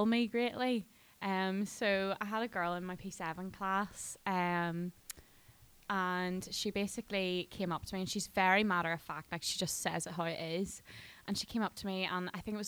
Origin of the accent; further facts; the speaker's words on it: Dungannon, Northern Ireland, United Kingdom; I'm from Dungannon